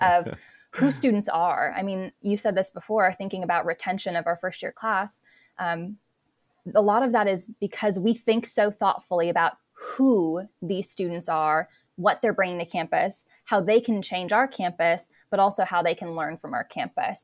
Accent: South Dakota, United States; moved away as an adult; also born or lived in North Carolina; I attended a small liberal arts private college undergrad in my hometown of South Dakota

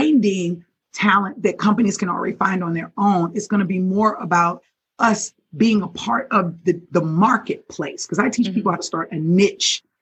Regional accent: Baltimore, Maryland, United States; I'm from Baltimore

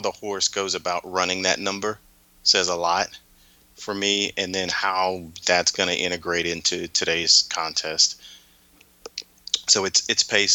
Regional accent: Houston, Texas, United States; I grew up in Houston

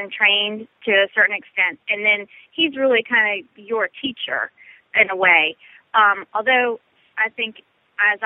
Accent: Northern Virginia, United States; I grew up in Northern Virginia

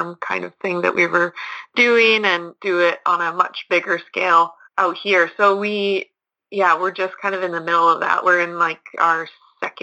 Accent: Lacombe, Alberta, Canada; moved away as an adult; now in Shoal Lake, Canada; I am from Lacombe, Alberta, originally, but right now I'm living at Shoal Lake, Manitoba

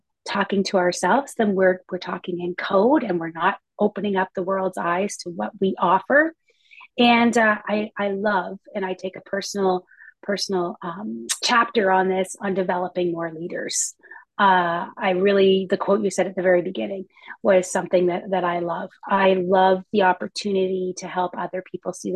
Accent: Canada; I'm a Canadian here

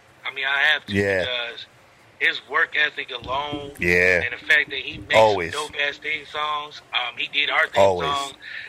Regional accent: Akron, Ohio, United States; I grew up in Akron

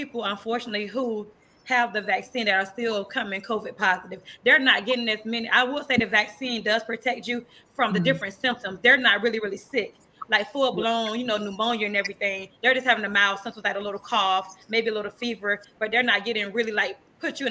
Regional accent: Tampa, Florida, United States; accent: country accent; also born or lived in Quincy, Florida; We moved to Tampa, Florida when I was 9 years old.

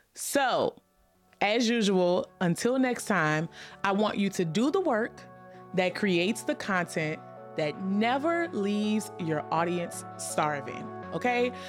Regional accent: New Orleans, Louisiana, United States; I'm from New Orleans

